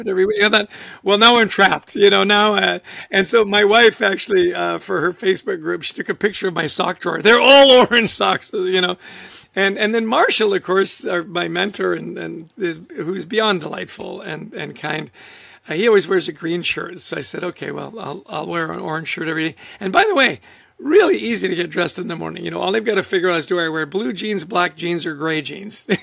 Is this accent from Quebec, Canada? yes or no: no; Vancouver, British Columbia, Canada; moved away as an adult; now in New Jersey, United States; I grew up in Vancouver, Canada. I lived in New Jersey now for well over 30 years